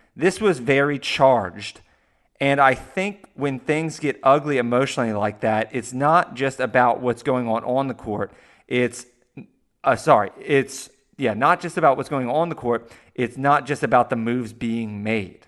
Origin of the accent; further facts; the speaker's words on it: the South, United States; we're both from the South here